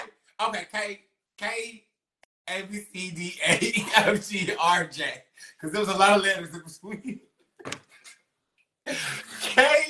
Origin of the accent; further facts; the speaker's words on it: Tennessee, United States; I am from Tennessee, but I'm not from Chattanooga.